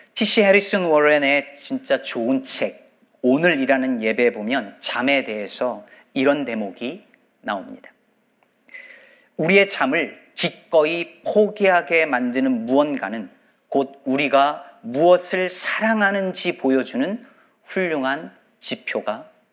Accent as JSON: {"language": "Korean", "country": "South Korea", "said": "한국에서 자란 성인들 중에서 말입니다"}